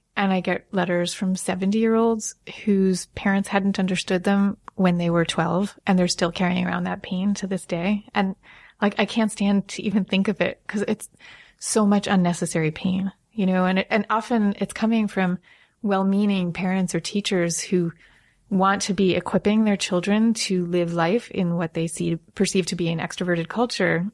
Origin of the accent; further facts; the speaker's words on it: Long Island, New York, United States; I grew up in Long Island